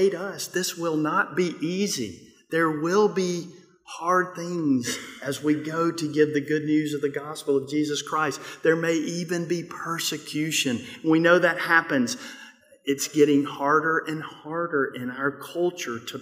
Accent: Mississippi, United States; I'm from Mississippi

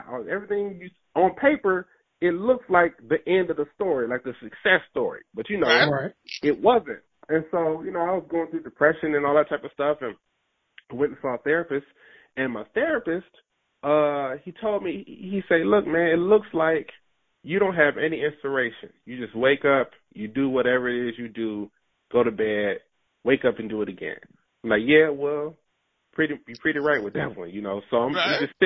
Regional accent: Detroit, Michigan, United States; So I grew up in Detroit. I was born and raised in Detroit

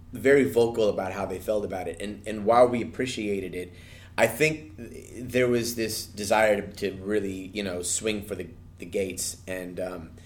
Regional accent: Anaheim, California, United States; it's in Anaheim, it's my hometown, it's within walking distance

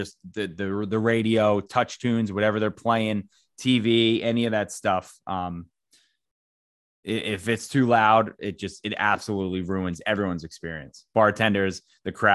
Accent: Maple Lawn, Maryland, United States; Looney's in Maple Lawn, which is, I guess, my home field bar, my hometown bar

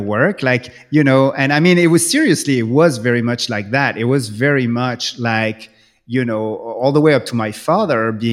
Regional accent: France; English is a second language; moved away; when I grew up in France

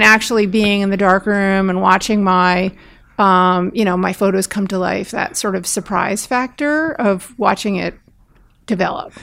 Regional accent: Bergen County, outside New York, New Jersey, United States; I grew up outside of New York in Bergen County

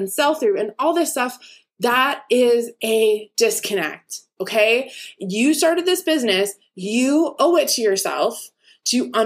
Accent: East Coast, United States; me growing up on the East Coast

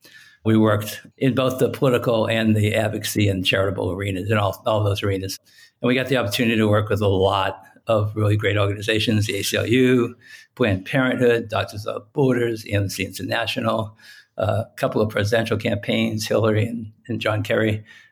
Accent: Lowell, Massachusetts, United States; moved away as an adult; I grew up in Lowell, Massachusetts.

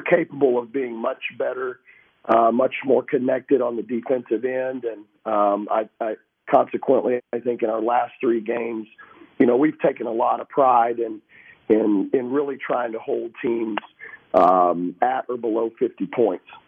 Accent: Texas, United States; moved away; growing up in Texas

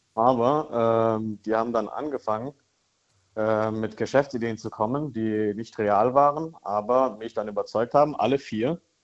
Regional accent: Karlsruhe, Baden-Württemberg, Germany; Ich komme aus Karlsruhe

